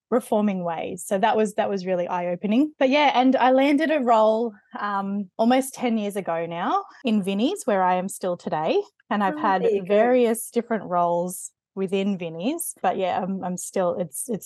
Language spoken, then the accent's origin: English; Sydney, New South Wales, Australia; now in Penrith, Australia; I grew up in the Sutherland Shire in Sydney